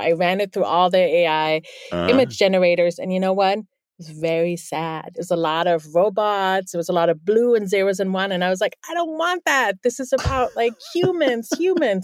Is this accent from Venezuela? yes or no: no; Bielefeld, North Rhine-Westphalia, Germany; first language German; English is a second language; now in New York City, United States; I'm actually from the Northwest. It's a town called Bielefeld